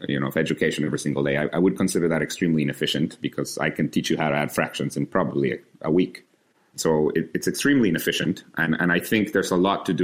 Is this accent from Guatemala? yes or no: yes; Guatemala; now in United States; in my country, I was born in Guatemala